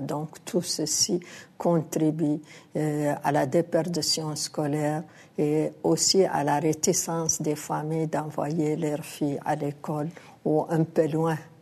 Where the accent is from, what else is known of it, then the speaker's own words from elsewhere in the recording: Mauritania; en tant qu'Africaine, en tant que Mauritanienne